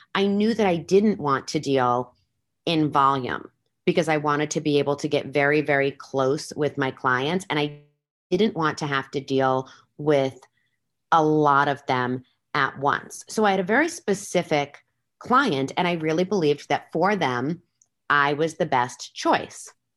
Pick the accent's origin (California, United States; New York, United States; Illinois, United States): New York, United States; Long Island; now in Las Vegas, United States; I was originally born and raised on Long Island in New York